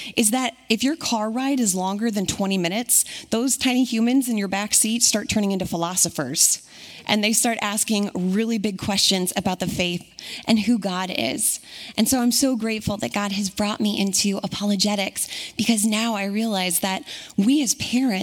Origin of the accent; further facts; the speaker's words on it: Puyallup, Washington, United States; moved away; I'm local to Washington, specifically Puyallup. Grew up and was raised here